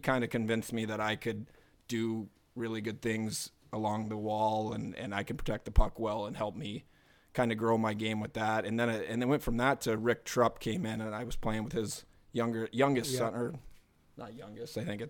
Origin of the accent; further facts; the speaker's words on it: Anchorage, Alaska, United States; I grew up in Turnagain, but my family moved right near the Westchester Lagoon when I was, say, 5 or 6 years old.